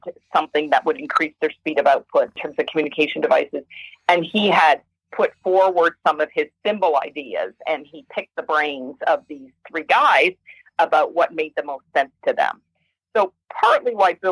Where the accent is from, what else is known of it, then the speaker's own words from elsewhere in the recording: Hamilton, Ontario, Canada; I was born in Hamilton, Ontario, Canada